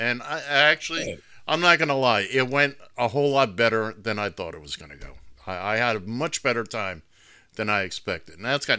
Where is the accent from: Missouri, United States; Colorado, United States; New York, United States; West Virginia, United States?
New York, United States; New York City; moved away as an adult; now in South Florida, United States; I grew up in Midtown Manhattan, where we had a gazillion movie theaters back when every place only showed one movie.